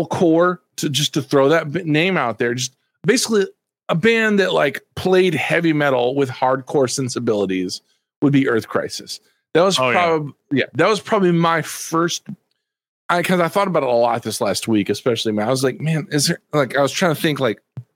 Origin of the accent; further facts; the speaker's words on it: Texas, United States; also born or lived in Dallas-Fort Worth, Texas / New Orleans, Louisiana; I'm from Texas. Especially at the time I lived in the Dallas-Fort Worth area, you know, Dallas, Texas